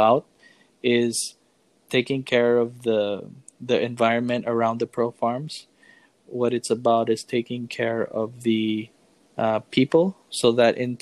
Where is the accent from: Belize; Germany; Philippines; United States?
Philippines; As a Filipino